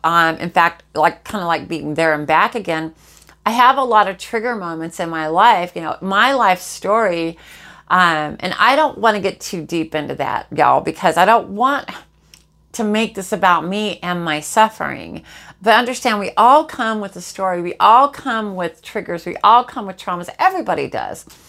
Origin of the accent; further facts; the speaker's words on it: Jacksonville, Florida, United States; I live in Jacksonville, Florida. This is this is my hometown. I'm native to here